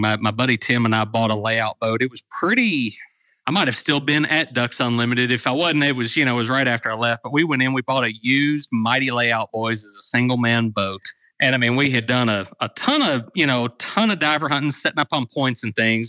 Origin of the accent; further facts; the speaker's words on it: Dawson Springs, Kentucky, United States; also born or lived in Murray, Kentucky; my hometown newspaper, the Dawson Springs Progress